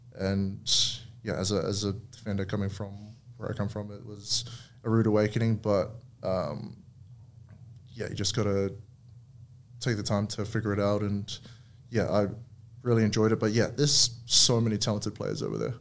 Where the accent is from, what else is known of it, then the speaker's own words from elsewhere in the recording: New Zealand; moved away as an adult; growing up in New Zealand